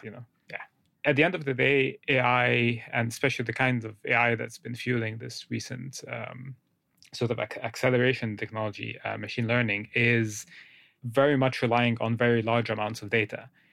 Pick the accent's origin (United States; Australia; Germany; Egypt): Egypt; moved away; I grew up in, in Egypt, uh, I'm from Egypt originally.